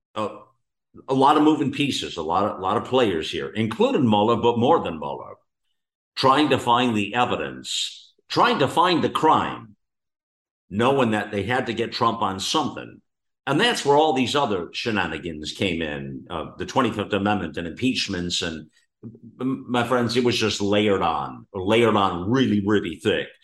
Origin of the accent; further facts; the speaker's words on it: United States; we, as the American people